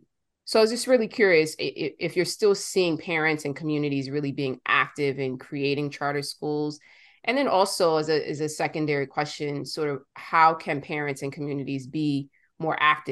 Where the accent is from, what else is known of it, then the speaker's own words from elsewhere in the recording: New York, United States; I'm from New York